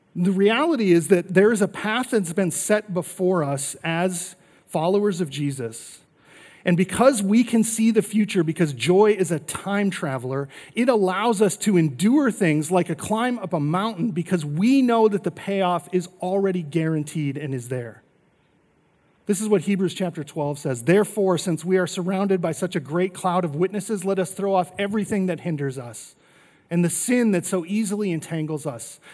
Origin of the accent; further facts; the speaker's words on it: North Dakota, United States; now in Arizona, United States; I grew up in North Dakota